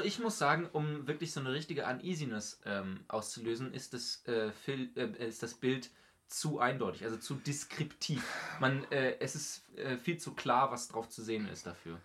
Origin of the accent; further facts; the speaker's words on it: Northern Germany, Germany; für mich als Norddeutscher